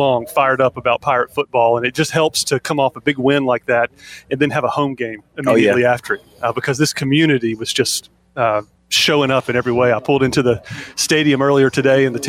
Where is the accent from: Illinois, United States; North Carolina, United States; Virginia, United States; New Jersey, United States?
North Carolina, United States; Eastern; growing up in Eastern North Carolina